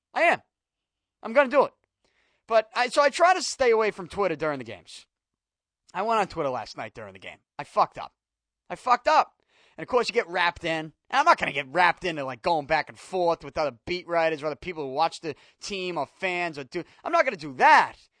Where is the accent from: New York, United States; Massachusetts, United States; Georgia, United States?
Massachusetts, United States; Boston; I'm born and raised in Southie, and I'm sure that when you listen to me talk, you can tell I'm from here, born and raised